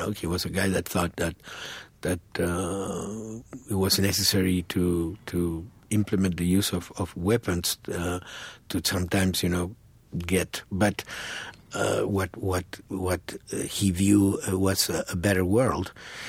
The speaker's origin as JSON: {"language": "English", "country": "Argentina", "second_language": "English", "said": "that's something definitely that when I came from Argentina didn't know, and that's something that obviously transforms you as a human being."}